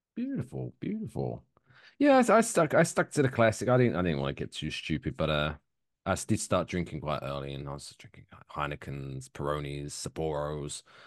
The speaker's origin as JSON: {"language": "English", "country": "United Kingdom", "moved": "yes", "lives_now": "United States", "said": "me being British"}